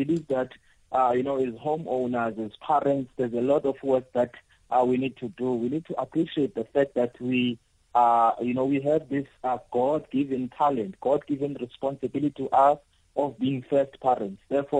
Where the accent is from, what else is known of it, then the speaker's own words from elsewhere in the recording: Eastern Cape, South Africa; You find that if I'm a writer from the Eastern Cape, I'm celebrated in New Zealand. I'm celebrated in KZN. But people from, you know, the very same community where I'm coming from, they know nothing about me.